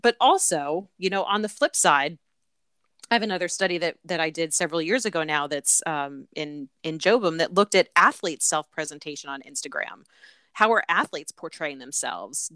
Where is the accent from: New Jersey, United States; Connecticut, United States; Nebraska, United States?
Connecticut, United States; moved away as an adult; also born or lived in Atlanta / Birmingham; I am from Connecticut. I was born and raised there um, in a small town in the suburbs of, of New York City, in one of those commuter towns.